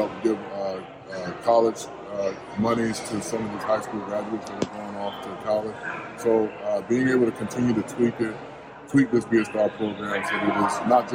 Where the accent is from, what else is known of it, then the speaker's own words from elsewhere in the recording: San Jose, California, United States; my hometown of San Jose